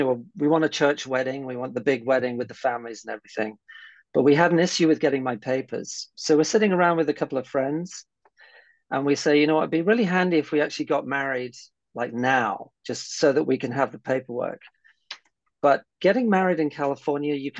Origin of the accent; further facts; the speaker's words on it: United Kingdom; I am British. I have a Norwegian mother.